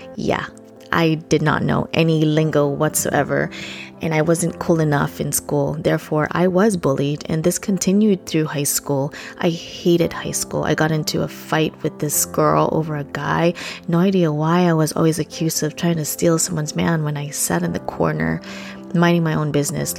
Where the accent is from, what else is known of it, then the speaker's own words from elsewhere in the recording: Philippines; English is a second language; moved away; I was born and raised in the Philippines.